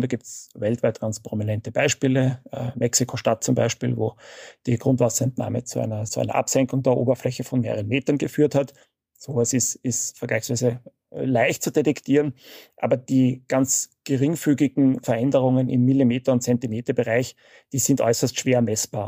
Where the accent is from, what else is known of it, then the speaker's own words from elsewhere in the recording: Vienna, Austria; ich bin in Wien aufgewachsen